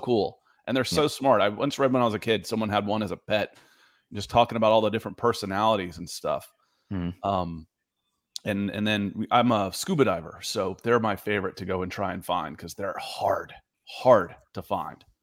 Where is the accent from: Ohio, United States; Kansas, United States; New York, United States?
Ohio, United States; Cleveland; I was born in Cleveland